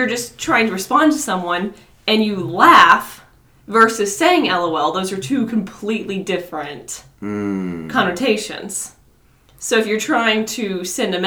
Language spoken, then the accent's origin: English; Bushland, Texas, United States; I grew up in Bushland